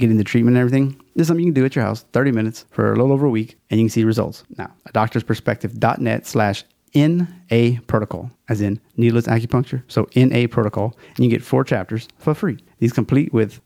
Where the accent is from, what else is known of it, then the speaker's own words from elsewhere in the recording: Louisiana, United States; also born or lived in China; It's my home state